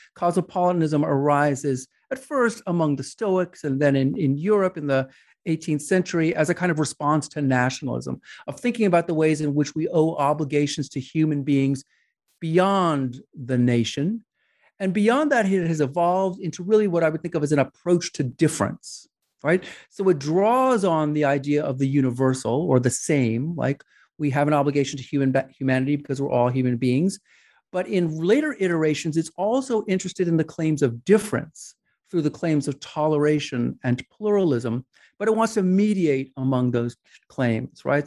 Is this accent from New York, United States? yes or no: yes; New York, United States; I grew up in New York